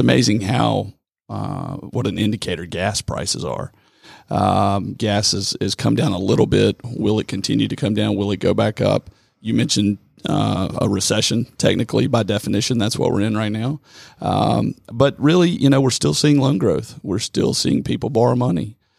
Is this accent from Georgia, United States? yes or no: yes; Rome, Georgia, United States; I'm from Rome. born and raised.